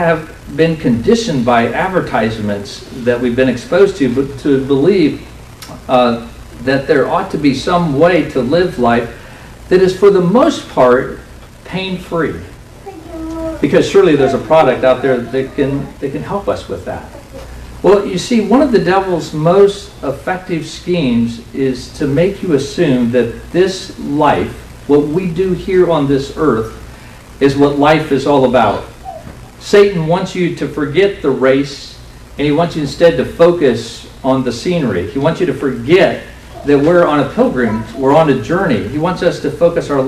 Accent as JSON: {"language": "English", "country": "United States", "said": "affluent American Christians"}